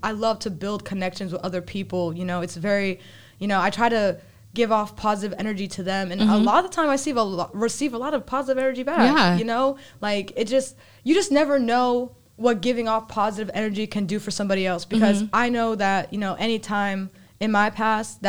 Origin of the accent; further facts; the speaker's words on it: New Hampshire, United States; moved away as an adult; now in North Carolina, United States; I grew up in New Hampshire. That's where I spent 14 years of my life